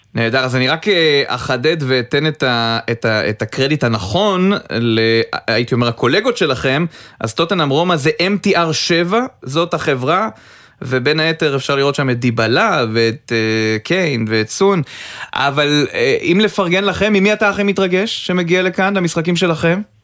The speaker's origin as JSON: {"language": "Hebrew", "town": "Rishon LeZion", "region": "Central District", "country": "Israel", "tie": "born or raised there", "said": "אני גדלתי עליו בראשון"}